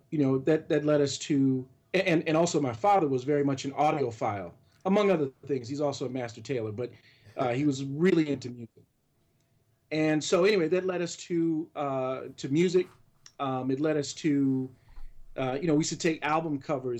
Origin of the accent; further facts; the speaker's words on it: Louisville, Kentucky, United States; I grew up in Louisville, and I was an only child